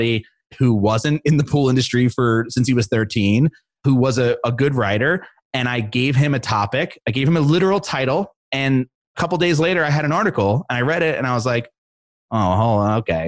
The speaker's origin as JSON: {"language": "English", "town": "Philadelphia", "region": "Pennsylvania", "country": "United States", "moved": "as an adult", "lives_now": "Colorado, United States", "said": "I'm from Philly and I'm very proud"}